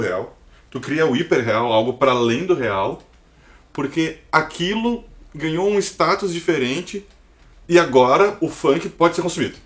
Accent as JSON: {"language": "Portuguese", "country": "Brazil", "said": "somos brasileiros"}